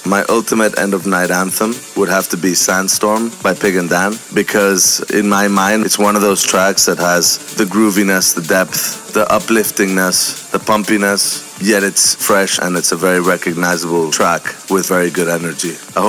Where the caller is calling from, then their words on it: Palma, Balearic Islands, Spain; This is … from … and …, and I'm calling directly from Palma de Mallorca.